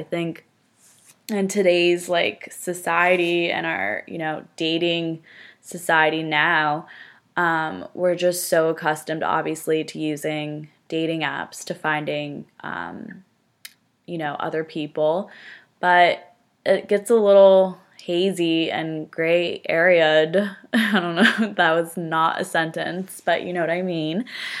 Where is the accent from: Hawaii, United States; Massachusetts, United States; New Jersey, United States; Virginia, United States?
New Jersey, United States; now in Stamford, United States; So I am from Northern New Jersey. No accent, hopefully. I went to school at Fairfield University, which is in Connecticut.